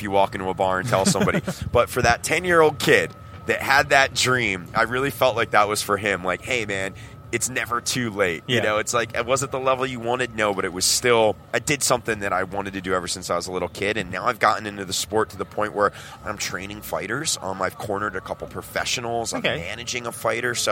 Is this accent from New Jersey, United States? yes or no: yes; New Jersey, United States; now in Ventura, United States; I'm originally from Jersey